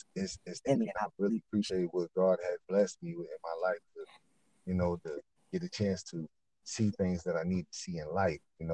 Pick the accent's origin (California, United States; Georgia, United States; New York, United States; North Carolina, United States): New York, United States; New York City; I'm from the home of hip hop. I was raised up in River.